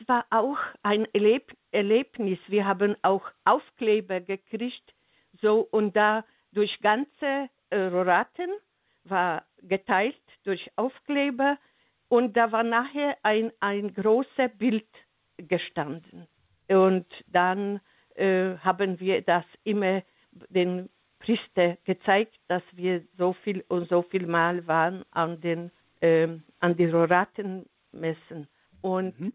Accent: Silesian Voivodeship, Poland; German is a second language; now in Germany; ich stamme aus Schlesien

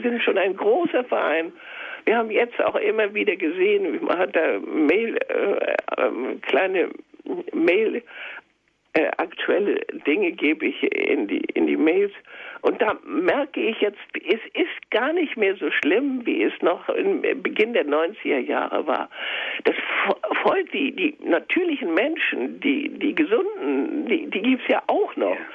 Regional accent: Schleswig-Holstein, Germany; ich bin ja in Schleswig-Holstein geboren und in Schleswig-Holstein zur äh, meine Ausbildung ähm, gehabt, meine Schulzeit

